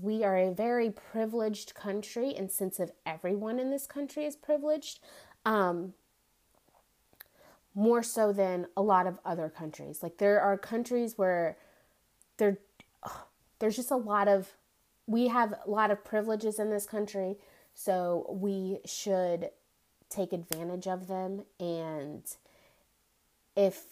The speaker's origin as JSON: {"language": "English", "country": "United States", "said": "I, as an American citizen"}